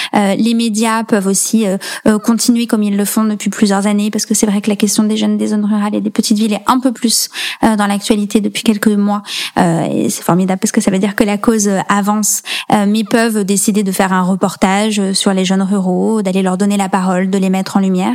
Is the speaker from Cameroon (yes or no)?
no; France; moved away as an adult; also born or lived in Allier / Nièvre; j'ai grandi dans l'Allier et dans la Nièvre, donc je suis restée euh, vraiment dans des territoires très très ruraux jusqu'à mes 18 ans